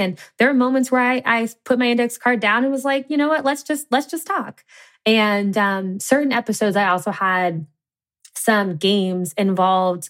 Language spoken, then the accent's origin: English; Cincinnati, Ohio, United States; I grew up in the Midwest in Cincinnati, Ohio